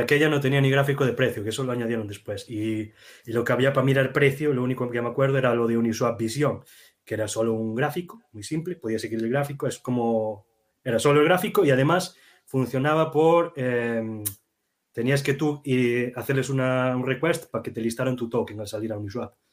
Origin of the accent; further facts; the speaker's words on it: Galicia, Spain; los dos somos gallegos